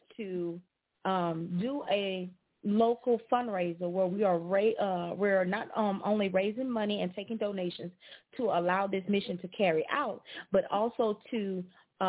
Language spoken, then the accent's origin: English; Alexandria, Louisiana, United States; I'm from Alexandria